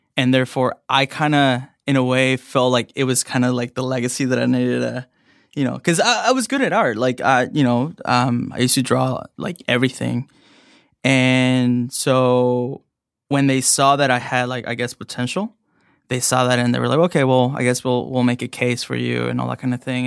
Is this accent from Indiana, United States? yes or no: no; Evanston, Illinois, United States; also born or lived in Mexico / Chicago; I grew up in Evanston, um, next to Northwestern.